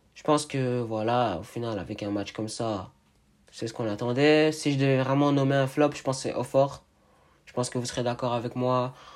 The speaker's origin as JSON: {"language": "French", "town": "Montreal", "region": "Quebec", "country": "Canada", "said": "Je suis de Montréal"}